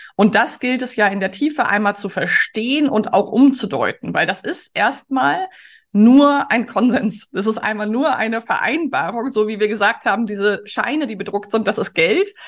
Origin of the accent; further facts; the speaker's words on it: Germany; als Menschen in Mitteleuropa, als Deutsche